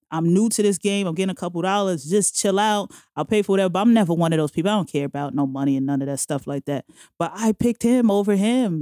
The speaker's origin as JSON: {"language": "English", "town": "New York City", "region": "New York", "country": "United States", "tie": "born or raised there", "also_born_or_lived": "Bronx, New York", "lives_now": "Manhattan, United States", "said": "I'm originally from Queens, Jamaica, Queens."}